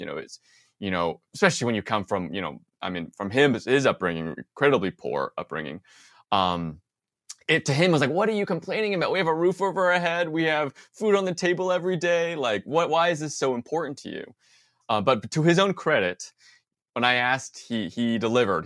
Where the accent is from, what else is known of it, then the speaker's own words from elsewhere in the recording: Bay Area, California, United States; I grew up in the Bay Area